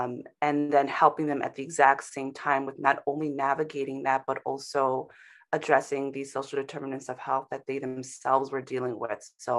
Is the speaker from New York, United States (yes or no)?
yes; Bronx, New York, United States; also born or lived in St. Thomas; I, you know, am in New York now, but I was born in the West Indies on an island called St. Thomas. And really, my family and I worked our way from there to the Bronx.